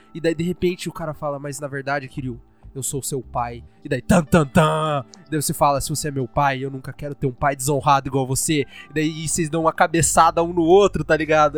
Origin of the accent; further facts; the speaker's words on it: Brazil; eu sou brasileiro